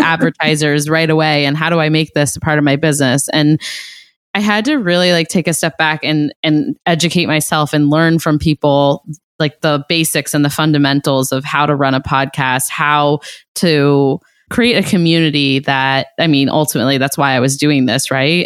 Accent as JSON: {"language": "English", "region": "Ohio", "country": "United States", "said": "I'm from Ohio"}